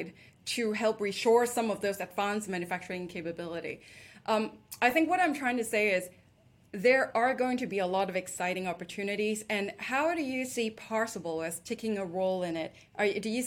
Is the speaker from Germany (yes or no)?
no; Hong Kong; moved away as an adult; also born or lived in London; I was originally born and raised in Hong Kong and spent my adult life in London